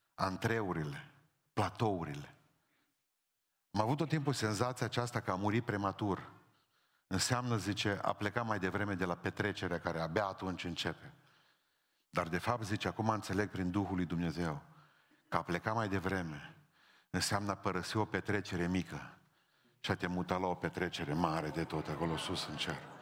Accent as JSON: {"language": "Romanian", "country": "Romania", "said": "Sunt român și nu trebuie să încerc scuze pentru asta."}